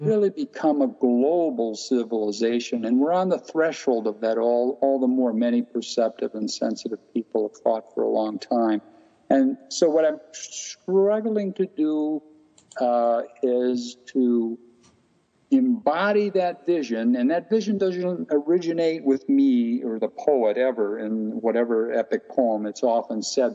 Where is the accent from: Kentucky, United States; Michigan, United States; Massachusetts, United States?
Michigan, United States; the city I grew up here in Michigan was a very isolated white only community when I was growing up